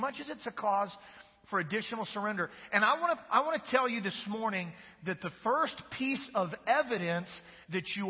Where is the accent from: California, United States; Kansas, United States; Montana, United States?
Kansas, United States; moved away; I'm from Kansas